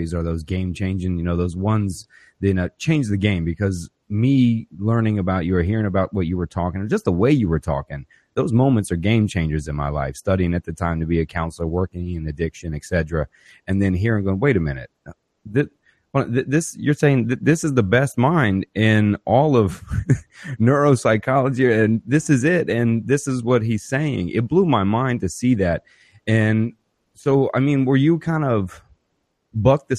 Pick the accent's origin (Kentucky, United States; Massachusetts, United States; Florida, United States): Florida, United States; Ocoee; also born or lived in Pine Hills, Florida; I'm born and raised in Orlando, a little town called Pine Hills I was born in and raised in Ocoee